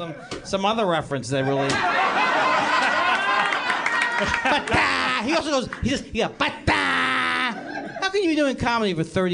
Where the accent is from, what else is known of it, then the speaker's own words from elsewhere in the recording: New York, United States; moved away; also born or lived in Los Angeles; Well, I'm from New York, but I started out in L.A.